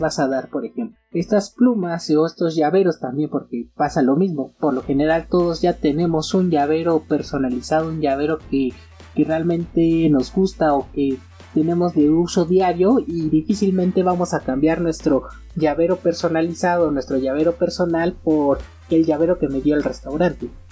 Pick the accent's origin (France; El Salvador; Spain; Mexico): Mexico; aquí en mi país, México